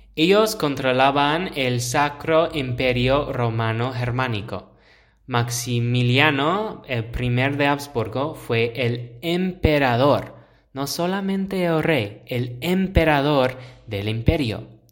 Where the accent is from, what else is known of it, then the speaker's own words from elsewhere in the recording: United States; Spanish is a second language; moved away as an adult; now in Pamplona, Spain; Pues es que soy norteamericano. Nací en los Estados Unidos, en una ciudad situada en la frontera entre los estados de Oregón y Washington. Ahora yo vivo en Pamplona, España.